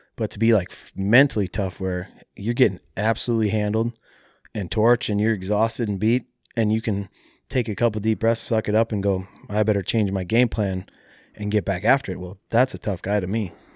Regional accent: Mankato, Minnesota, United States; mixed martial arts training in my hometown at a taekwondo

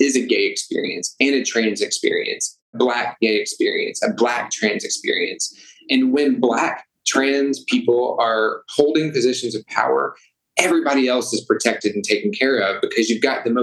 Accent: Arkansas, United States; moved away as an adult; also born or lived in Little Rock, Arkansas; now in Chicago, United States; I'm born and raised in Arkansas

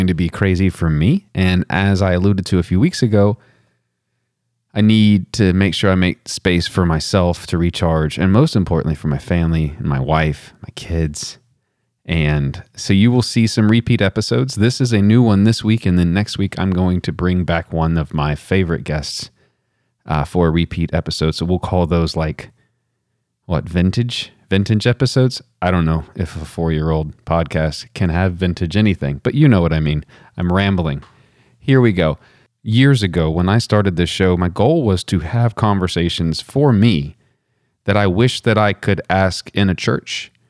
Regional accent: West Texas, United States; I'm from way West Texas

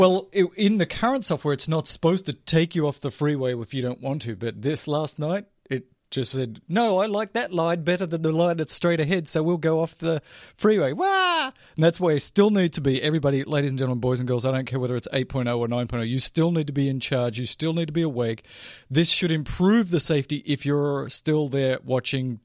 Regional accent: Australia; I'm Australian

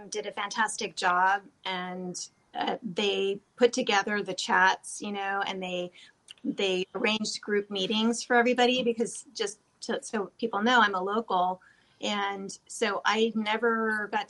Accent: California, United States; I grew up in California

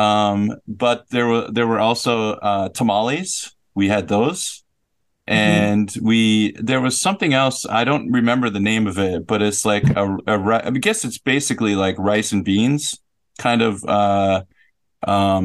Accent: St. Paul, Minnesota, United States; also born or lived in Los Angeles, California; I was born in St. Paul, Minnesota

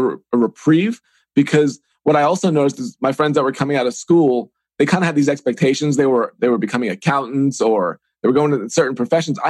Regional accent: Long Island, New York, United States; moved away as an adult; also born or lived in Evansville; now in Pittsburgh, United States; I grew up on Long Island, New York

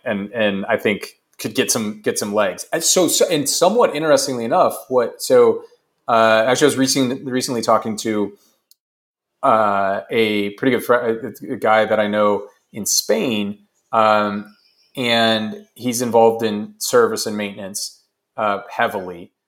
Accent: United States; as an American

